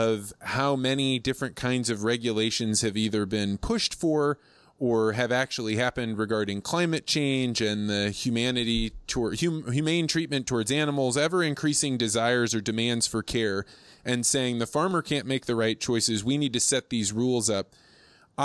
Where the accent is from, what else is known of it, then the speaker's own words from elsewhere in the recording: Eureka, Illinois, United States; I grew up in Eureka, Illinois